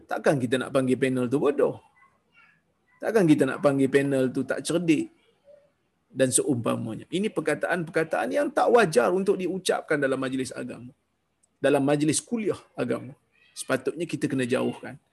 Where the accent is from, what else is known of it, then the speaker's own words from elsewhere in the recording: Perak, Malaysia; tuan-tuan saya orang Perak orang Perak ni pun kasar juga bahasa dia orang Perak ni pun kasar bahasa dia